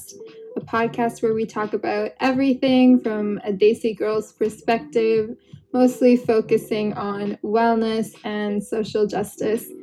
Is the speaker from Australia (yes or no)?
no; Canada; I'm Canadian too